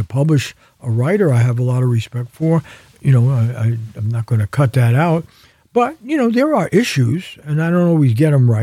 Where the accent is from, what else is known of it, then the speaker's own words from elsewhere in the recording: New York, United States; now in California, United States; New York, my hometown